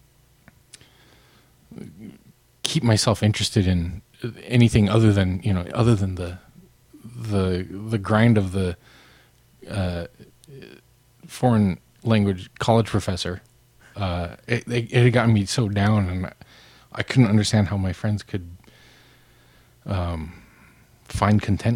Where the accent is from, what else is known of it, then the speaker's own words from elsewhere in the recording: Missoula, Montana, United States; moved away as an adult; also born or lived in Japan; It's in my hometown, and you know, I neglected my mother for enough years, so I moved into her basement bedroom, my old bedroom